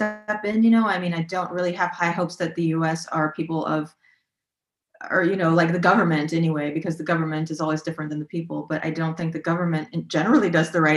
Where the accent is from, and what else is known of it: United States; moved away as an adult; now in Berlin, Germany